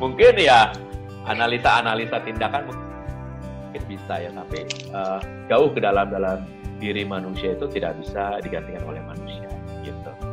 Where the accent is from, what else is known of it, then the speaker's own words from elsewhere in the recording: Jakarta, Indonesia; moved away as an adult; also born or lived in Sukabumi; saya kembali ke kota saya di Jakarta ini karena memang asal saya dari Jakarta